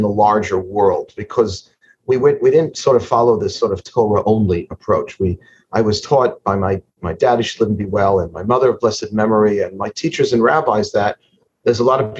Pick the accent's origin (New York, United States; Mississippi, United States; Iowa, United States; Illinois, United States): New York, United States; New York City; So I am a Queens boy. I'm from Forest Hills, Queens, and I was raised, I would say, poster child, Yeshiva University, modern Orthodox background, and big family of lawyers.